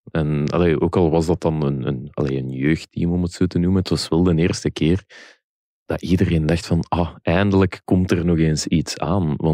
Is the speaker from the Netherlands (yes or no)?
no; Belgium; als Belgen onder elkaar hebben we wel af en toe plezier en grappen maken.